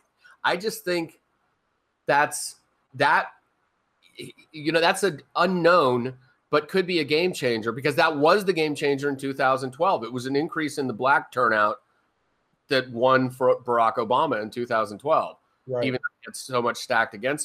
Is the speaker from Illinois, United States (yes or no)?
no; Arizona, United States; my home state